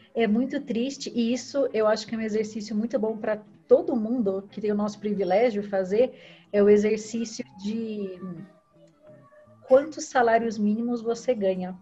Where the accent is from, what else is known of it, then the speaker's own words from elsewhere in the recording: Brazil; moved away as an adult; a gente saiu do Brasil